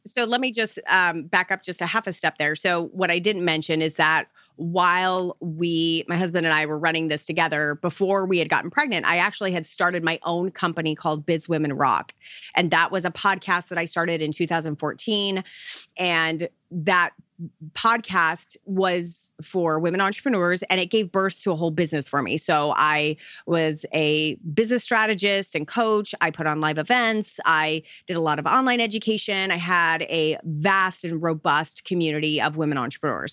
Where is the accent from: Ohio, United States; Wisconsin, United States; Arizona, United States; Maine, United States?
Arizona, United States; now in Tampa, United States; I grew up in Arizona, so I'm totally a desert baby.